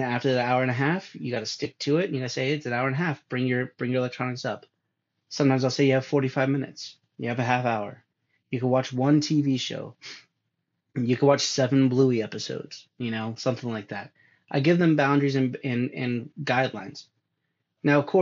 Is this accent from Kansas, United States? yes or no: no; California, United States; moved away; I'm from California